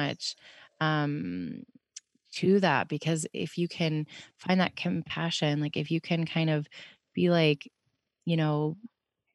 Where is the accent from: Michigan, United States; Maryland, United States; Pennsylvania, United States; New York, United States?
Pennsylvania, United States; Pittsburgh; moved away; being from Pittsburgh